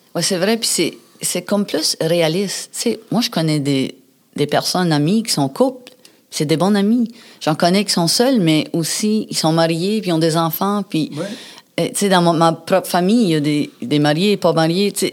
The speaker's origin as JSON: {"language": "French", "region": "New Brunswick", "country": "Canada", "moved": "yes", "said": "je viens du Nouveau-Brunswick"}